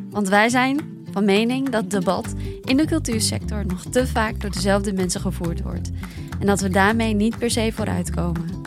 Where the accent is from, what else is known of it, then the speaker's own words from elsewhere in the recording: Bergen op Zoom, North Brabant, Netherlands; also born or lived in Amsterdam; now in Breda, Netherlands; kom, kom ik uit Berg of zo.